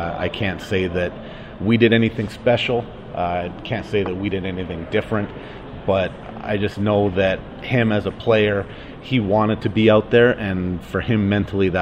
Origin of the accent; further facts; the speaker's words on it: Calgary, Alberta, Canada; we're both from Calgary